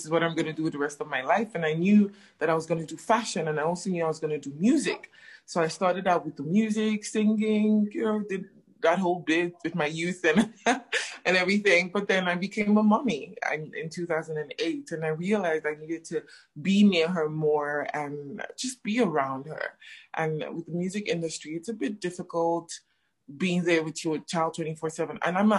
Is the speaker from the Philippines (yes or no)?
no; Nigeria; also born or lived in Ghana; now in Johannesburg, South Africa; I'm Nigerian Ghanaian. I'm based in Johannesburg, and I'm a fashion designer.